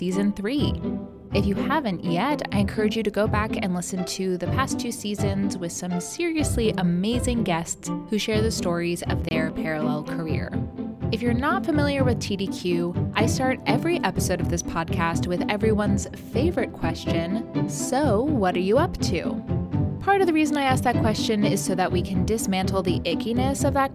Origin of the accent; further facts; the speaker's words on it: South Carolina, United States; also born or lived in Kansas City, Missouri; now in New York City, United States; my hometown in South Carolina.